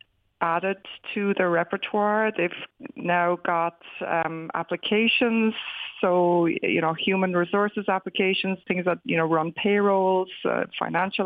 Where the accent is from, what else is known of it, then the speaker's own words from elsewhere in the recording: Wexford, Leinster, Ireland; moved away as an adult; also born or lived in Dublin; now in California, United States; I grew up in Wexford, went to the Fyfe